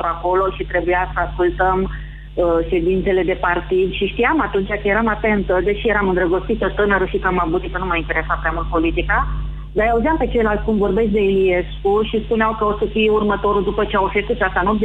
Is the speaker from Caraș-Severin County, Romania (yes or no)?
no; Piatra Neamț, Neamț County, Romania; now in Oradea, Romania; trăiesc în Oradea, dar sunt din Piatra Neam.